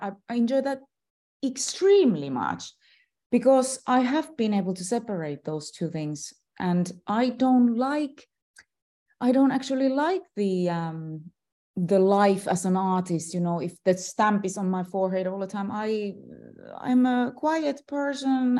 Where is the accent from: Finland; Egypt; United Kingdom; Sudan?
Finland; I am still a celebrity in my home country